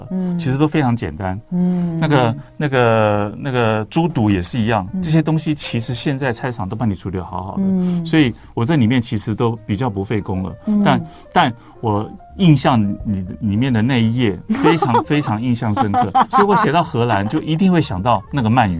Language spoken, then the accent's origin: Chinese; Taiwan; 我们我们台湾